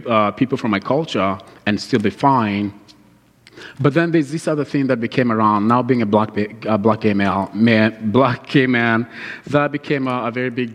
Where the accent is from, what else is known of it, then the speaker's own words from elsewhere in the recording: Kenya; now in United States; I grew up in Kenya listening to all these Christian music